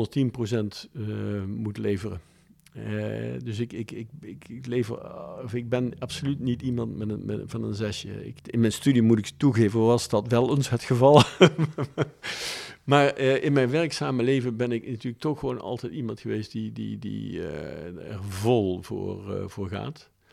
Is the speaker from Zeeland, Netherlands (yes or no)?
no; Maastricht, Limburg, Netherlands; ik ben opgegroeid in Maastricht